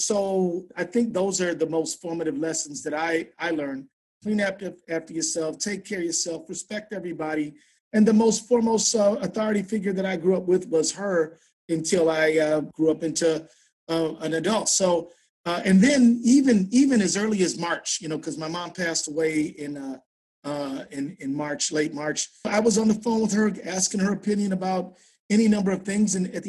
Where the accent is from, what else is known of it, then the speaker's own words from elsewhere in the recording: Detroit, Michigan, United States; now in Minnesota, United States; the city I grew up in Detroit.